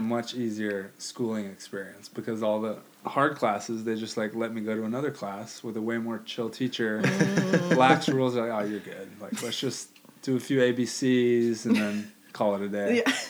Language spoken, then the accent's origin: English; Hawaii, United States; I grew up in Hawaii, so it's a melting pot of cultures.